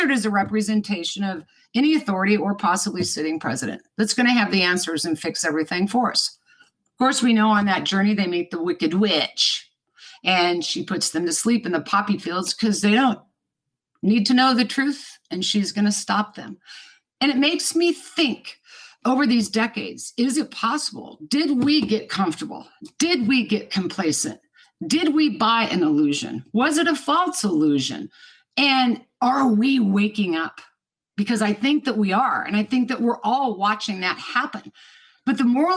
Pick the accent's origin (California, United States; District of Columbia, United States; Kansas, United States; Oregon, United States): Kansas, United States; Lawrence; I was born and raised in Lawrence, Kansas